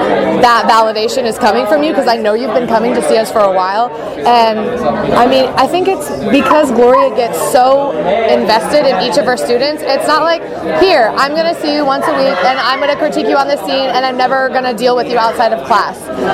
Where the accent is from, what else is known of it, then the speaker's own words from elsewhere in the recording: Ohio, United States; now in Los Angeles, United States; I'm originally from Ohio. I modeled when I was a teenager and then decided that acting was the thing for me. So I have lived in LA for some time now